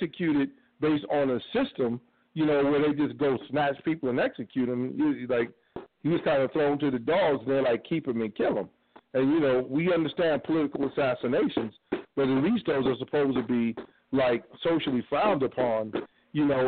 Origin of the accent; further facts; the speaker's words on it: Cleveland, Ohio, United States; I'm from Cleveland